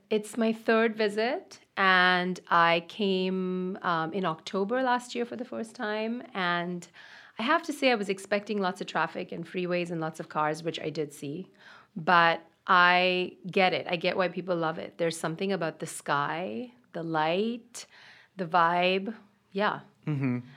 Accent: India; moved away as an adult; also born or lived in Austin, Texas / Boston; now in New York, United States; I grew up in India

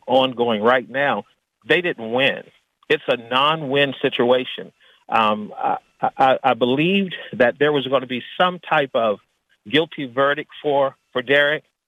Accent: Washington, District of Columbia, United States; moved away; also born or lived in Arkansas; born and raised in Washington, D.C., where it was mostly African American

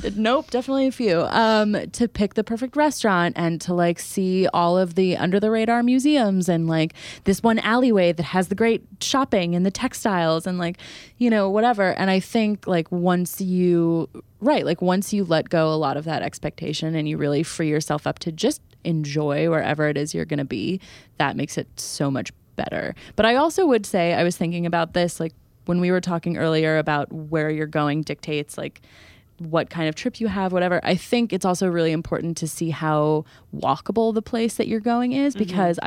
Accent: New Jersey, United States; we're from New Jersey, we live in New Jersey

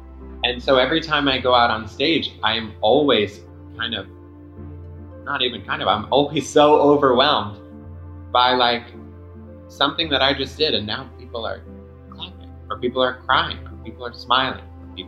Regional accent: Long Island, New York, United States; born there; I was born in Long Island. I always joke that I was born into a U-Haul because we moved immediately.

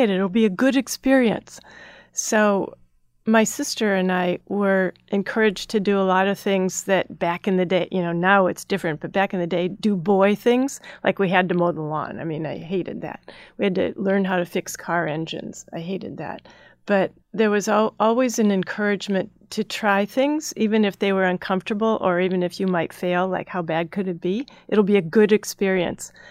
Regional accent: Midwest, United States; also born or lived in Minnesota / Chicago / Northern Ohio; So I grew up in the Midwest, Minnesota, Chicago, Northern Ohio, and there were great places to grow up.

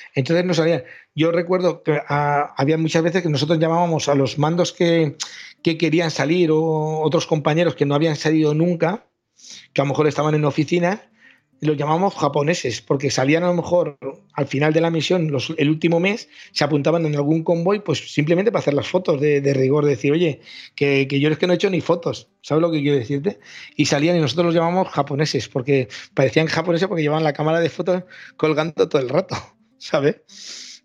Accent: Valencia, Valencian Community, Spain; nosotros somos de Valencia

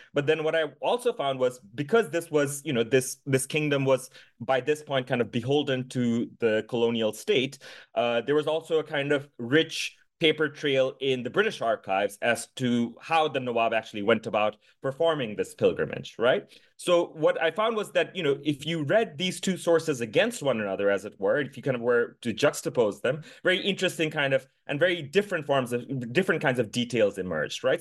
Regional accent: Dhaka, Dhaka Division, Bangladesh; moved away as an adult; I was born and raised in the capital city of Bangladesh, in Dhaka

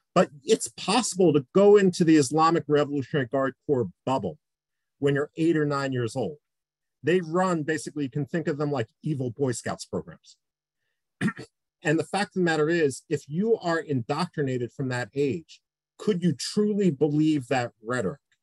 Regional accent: Philadelphia, Pennsylvania, United States; in Philadelphia, uh, my hometown

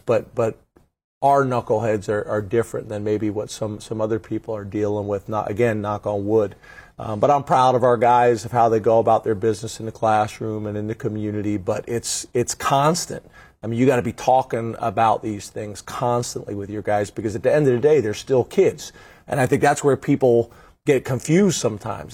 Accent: just outside of Philadelphia, Pennsylvania, United States; I grew up just outside of Philadelphia.

